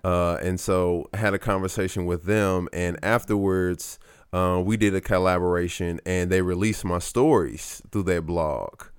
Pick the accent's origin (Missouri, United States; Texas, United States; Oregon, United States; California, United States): Missouri, United States; St. Louis; growing up in Saint Louis